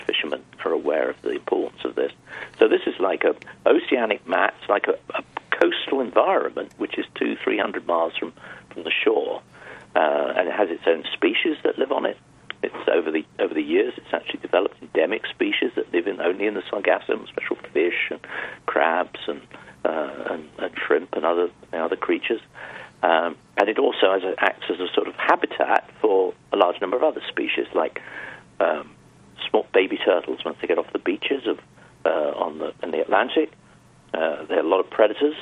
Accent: United Kingdom; I come from Europe, well, the UK

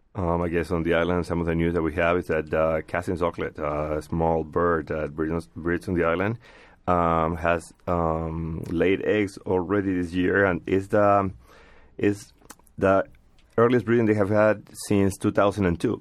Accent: Peru; moved away; I come from Peru

